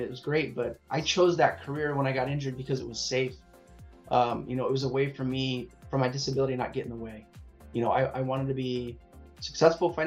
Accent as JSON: {"language": "English", "town": "Long Beach", "region": "California", "country": "United States", "tie": "born or raised there", "said": "I'm based in Southern California. I'm in around the Long Beach area, Los Angeles. So I've pretty much lived here my whole life, but yeah, I'm a SoCal kid"}